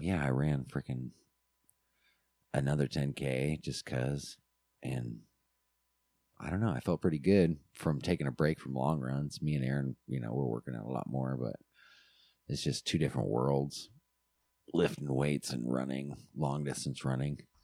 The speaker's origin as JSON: {"language": "English", "region": "Alaska", "country": "United States", "tie": "born or raised there", "moved": "yes", "said": "us growing up in Alaska, I always remember gym class"}